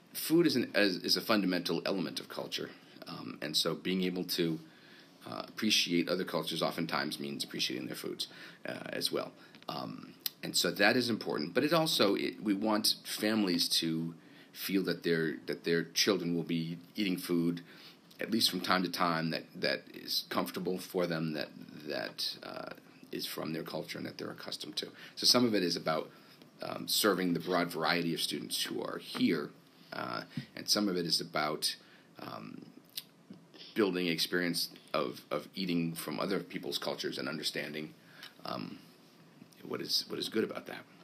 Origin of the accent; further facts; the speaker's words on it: Vermont, United States; moved away as an adult; also born or lived in Rhode Island / New York / Virginia / Texas; I was born in Vermont and grew up uh, in Vermont through uh, my high school time